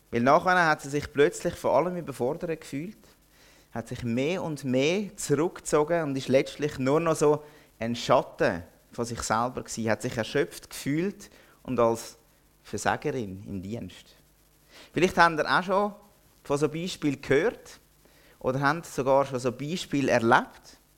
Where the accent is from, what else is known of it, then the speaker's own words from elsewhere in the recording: Zurich, Switzerland; now in Interlaken, Switzerland; Wenn ihr jetzt vielleicht merkt, meiner Stimme an, ich komme nicht aus Interlaken ursprünglich. Ich bin erst seit dreieinhalb Jahren dort und ich werde den Dialekt, den schönen Berner Oberländer Dialekt vermutlich nie mehr richtig annehmen. Ich komme aus einem anderen Oberland, nämlich aus dem Zürich Oberland